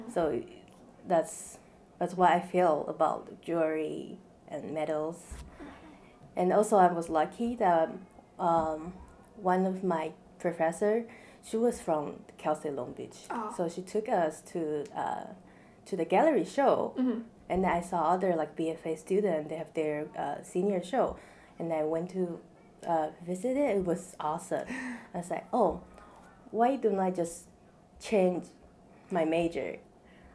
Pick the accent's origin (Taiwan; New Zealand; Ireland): Taiwan; moved away as an adult; now in United States; I was born in Taiwan, which is an island in East Asia. And I moved here after high school